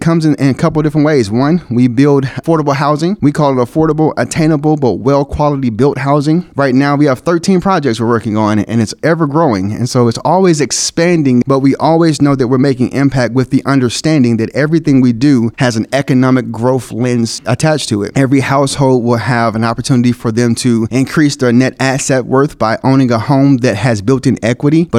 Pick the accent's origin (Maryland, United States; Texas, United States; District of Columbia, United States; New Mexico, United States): Texas, United States; Dallas; moved away as an adult; now in Kansas City, United States; I'm originally from Dallas, Texas, and I moved here to join the team